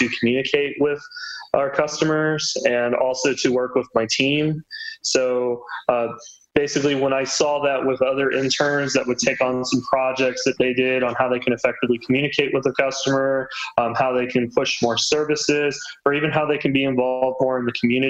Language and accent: English; South Carolina, United States; also born or lived in Texas; now in Austin, United States; I am actually originally from the Carolinas, so South Carolina